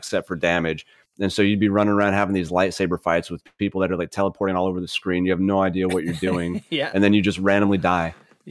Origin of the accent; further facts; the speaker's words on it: Pennsylvania, United States; commercialized in the little poor area that I grew up in Pennsylvania.